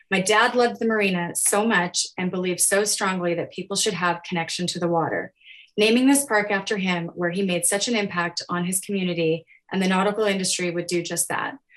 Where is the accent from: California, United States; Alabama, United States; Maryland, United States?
California, United States; Alameda; I was born and raised here in Alameda and still reside here.